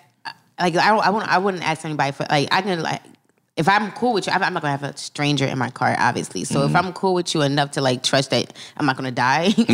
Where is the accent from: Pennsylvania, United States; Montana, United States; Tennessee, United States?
Pennsylvania, United States; Philadelphia; I'm from Philly.